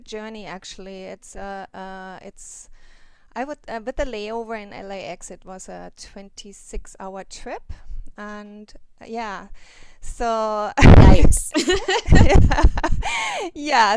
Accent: Germany; now in Hawaii, United States; I went to Germany. I'm from Germany, and I wanted to visit my family

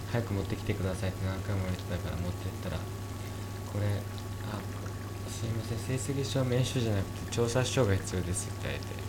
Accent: Yamanashi, Japan; チュロスの移動販売に挑戦している山梨県出身大学生二人が、地元山梨で活躍する若者をゲストに招き

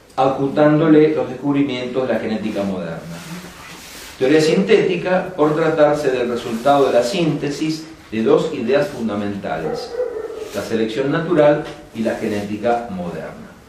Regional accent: Lomas de Zamora, Buenos Aires Province, Argentina; also born or lived in San Rafael, Mendoza; Enseño en un terciario en Loma de Zamora que es el lugar donde yo nací

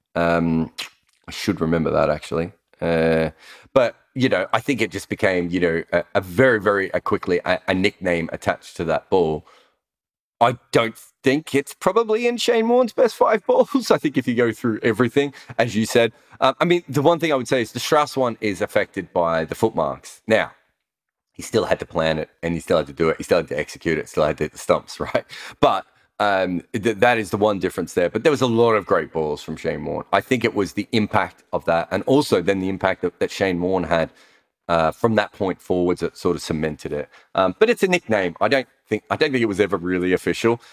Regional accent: Melbourne, Victoria, Australia; am from Melbourne

